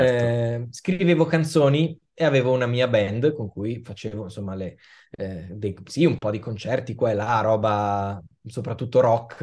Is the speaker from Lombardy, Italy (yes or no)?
yes; Milan, Lombardy, Italy; io sono nato e cresciuto a Milano